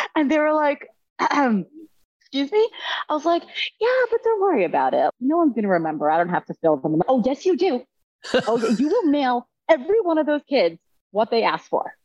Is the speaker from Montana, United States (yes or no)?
no; New York, United States; I'm from New York